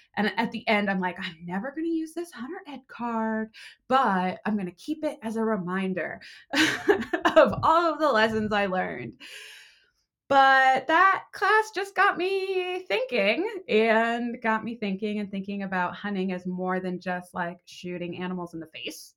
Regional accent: Vermont, United States; moved away as an adult; also born or lived in Boston / Los Angeles; growing up in Vermont, all I wanted to do was get out and go to the big city

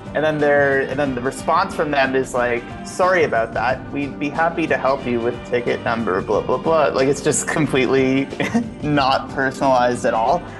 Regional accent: Orlando, Florida, United States; born and raised. I think I'm um, one of the like remaining 10 here in the city that have lived here their whole lives

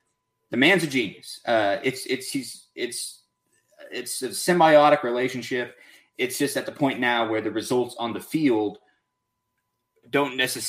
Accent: Texas, United States; I'm from Texas.

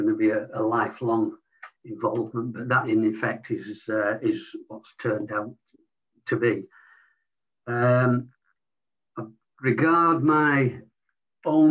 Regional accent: Leeds, Yorkshire and the Humber, United Kingdom; I was born in Leeds to a predominantly non-sporting family.

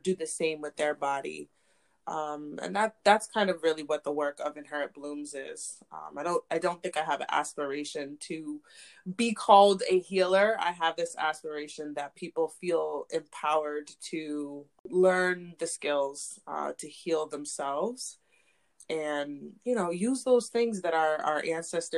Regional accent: Zambia; I was born in Zambia, and in Zambia they have different names for, or specifically the Lunda, the group of people that I was born into

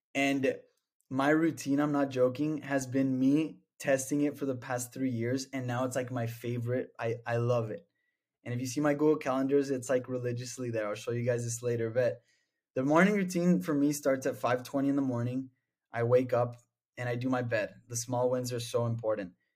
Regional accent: El Paso, Texas, United States; moved away as an adult; now in Austin, United States; I'm from El Paso, Texas.

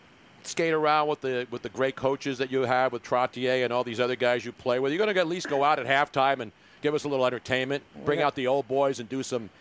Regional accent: Philadelphia, Pennsylvania, United States; accent: Philly; I lost my Philly accent 50 years ago.

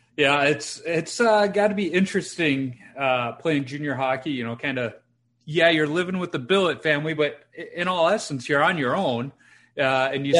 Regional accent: Chicago, Illinois, United States; growing up in Chicago and being a Hawks fan

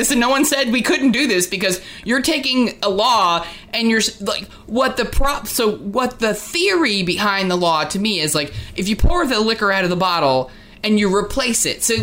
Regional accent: New Jersey, United States; And I came from New Jersey, where like the liquor stores are like, you know, grocery stores.

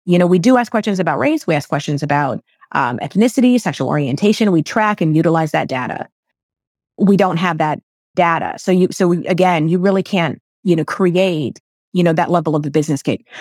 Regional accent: United States; My parents are from the Philippines. I was raised here in America

